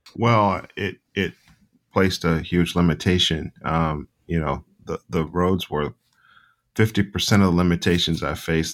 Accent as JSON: {"language": "English", "town": "Charlotte", "region": "North Carolina", "country": "United States", "tie": "born or raised there", "said": "I grew up in Charlotte, and I grew up mostly in my grandparents' home"}